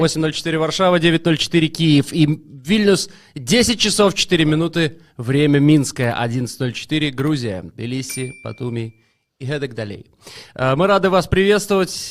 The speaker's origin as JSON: {"language": "Russian", "country": "Belarus", "said": "мы, несчастные белорусы"}